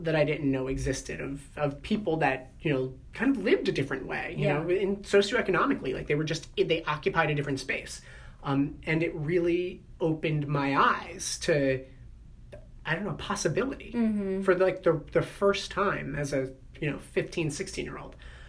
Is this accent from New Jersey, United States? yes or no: yes; Woodbridge, New Jersey, United States; I'm from Middlesex County. Grew up in Woodbridge